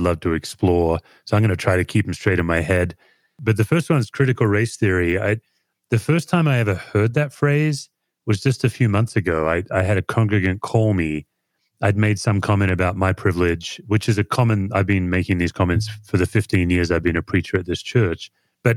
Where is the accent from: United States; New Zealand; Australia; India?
Australia; I'm an Australian